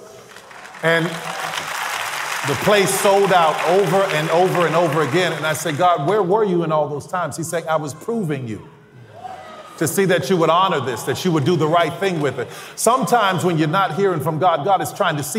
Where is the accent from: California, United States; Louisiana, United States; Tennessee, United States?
Louisiana, United States; New Orleans; I'm from New Orleans